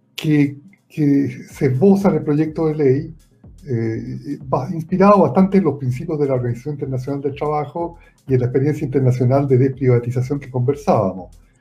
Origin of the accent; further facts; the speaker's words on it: Santiago, Santiago Metropolitan Region, Chile; yo soy de Santiago